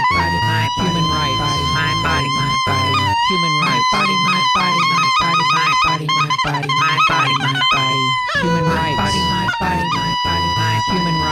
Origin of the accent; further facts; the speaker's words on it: Tennessee, United States; Unlike my home state of Tennessee, even the most restrictive countries allow abortion to save the life of the mother.